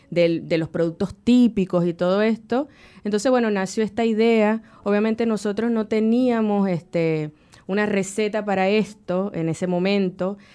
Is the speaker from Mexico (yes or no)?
no; Venezuela; moved away as an adult; also born or lived in Anzoátegui, Venezuela; now in Uruguay